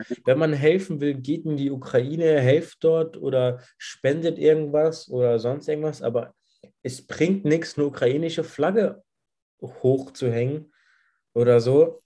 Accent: Saarland, Germany; bei uns im Saarland

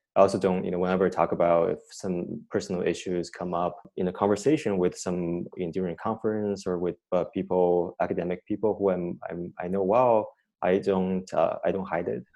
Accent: China; moved away as an adult; also born or lived in Cambridge, Massachusetts, United States / Berkeley, California, United States; now in United States; I, grew up in China

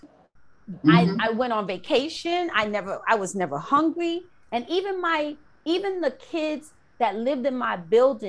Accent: New York City, New York, United States; someone that I grew up with in the Bronx, in South Bronx, on 169 and Webster.

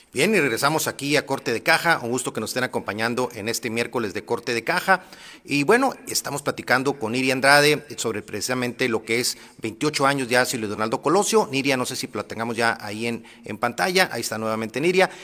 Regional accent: Sonora, Mexico; also born or lived in Monterrey; como sonorense

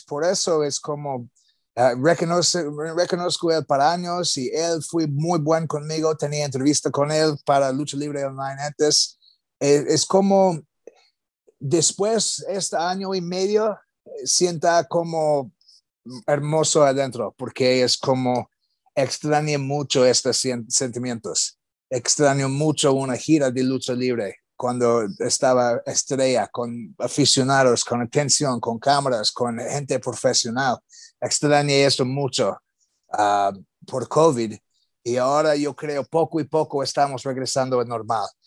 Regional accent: United States; Spanish is a second language

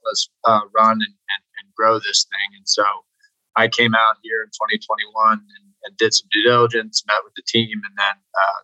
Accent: Canton, Ohio, United States; moved away; also born or lived in Seattle; I'm from Canton, Ohio.

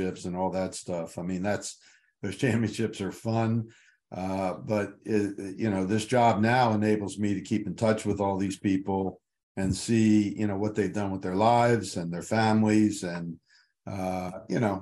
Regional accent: Baltimore, Maryland, United States; moved away as an adult; also born or lived in Williamsburg, Virginia; I went back to my hometown of Baltimore

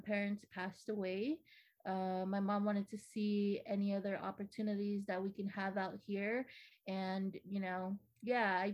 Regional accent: Ordot, Guam; moved away as an adult; now in San Diego, United States; I was born and raised on Guam. I'm from the village of Ordot

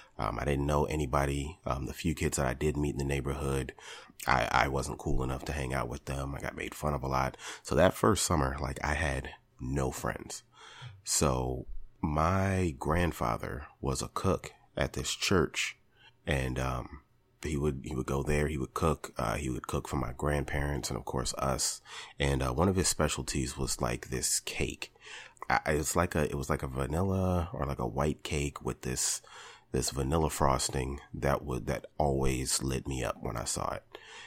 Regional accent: Richmond, Virginia, United States; also born or lived in California; I was born in California on a military base in Northern California. When I was about 9 years old, my parents decided we were going to move to Richmond.

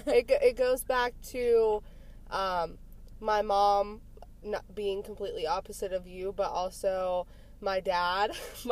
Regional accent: Punxsutawney, Pennsylvania, United States; now in DuBois, United States; I actually grew up in Punxsy, but we live in DuBois, which is about a half hour away.

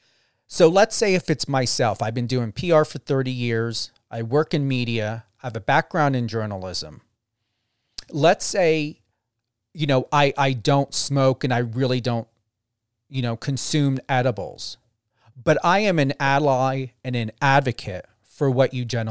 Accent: New Jersey, United States; now in Las Vegas, United States; I'm currently in Las Vegas, Nevada. I know I'm originally from New Jersey

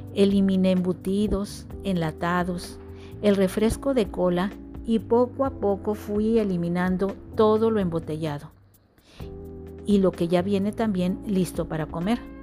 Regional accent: Monterrey, Nuevo León, Mexico; Nací en Monterrey, donde he pasado la mayor parte de mis años.

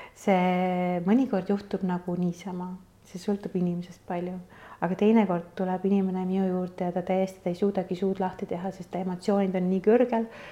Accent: Kuressaare, Saare County, Estonia; moved away as an adult; also born or lived in Tallinn; ma olen Kuressaarest pärit

